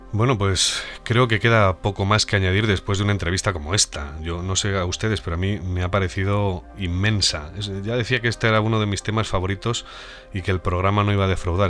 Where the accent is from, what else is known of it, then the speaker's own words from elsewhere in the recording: Madrid, Community of Madrid, Spain; madrileño que soy